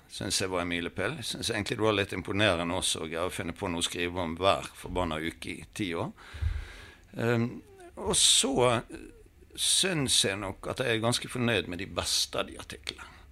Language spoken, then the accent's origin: Norwegian; Bergen, Vestland, Norway; Jeg har vokst opp i Søndre bydel.